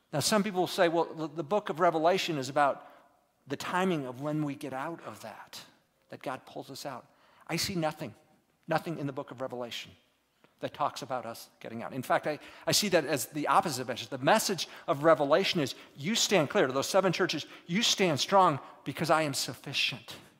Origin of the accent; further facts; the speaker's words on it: United States; moved away as an adult; also born or lived in Turkey; as an American over there